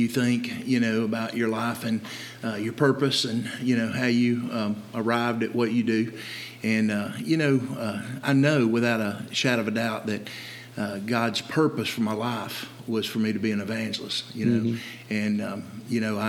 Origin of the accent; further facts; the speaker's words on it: Dalton, United States; opened up a gym, Dynabody Fitness, in my hometown in Dalton